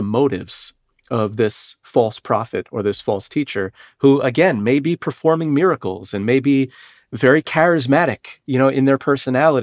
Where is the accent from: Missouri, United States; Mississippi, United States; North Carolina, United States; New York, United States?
New York, United States; New York City; I'm from Brooklyn